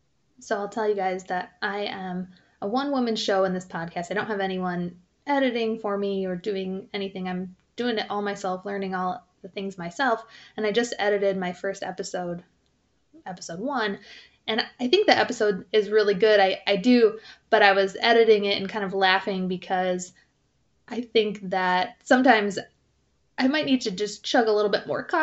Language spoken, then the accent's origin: English; Michigan, United States; I'm from the Midwest. I grew up in Michigan.